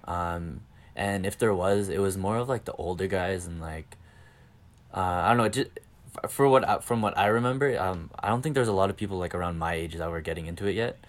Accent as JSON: {"language": "English", "town": "Calgary", "region": "Alberta", "country": "Canada", "accent": "Canadian", "said": "I'm from Calgary, Canada."}